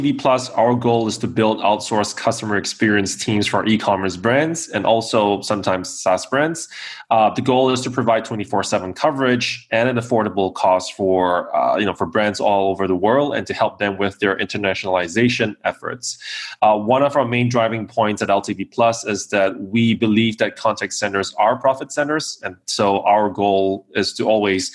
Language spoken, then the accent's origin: English; Singapore; moved away as an adult; now in Kyiv, Ukraine; I am tuning in from Kiev in Ukraine right now. I've been based here for about 4 years, but originally from Singapore.